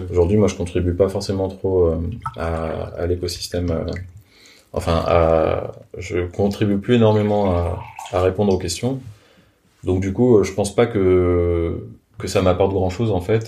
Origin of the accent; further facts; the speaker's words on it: France; je suis français